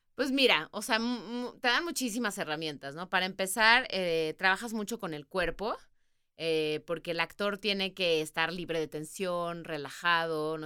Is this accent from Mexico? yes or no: yes; Mexico; moved away as an adult; also born or lived in England / New York; Y yo como buena mexicana